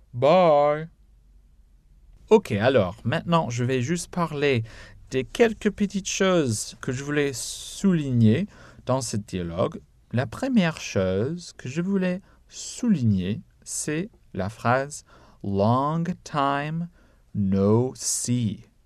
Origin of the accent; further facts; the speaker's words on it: United States; je suis américain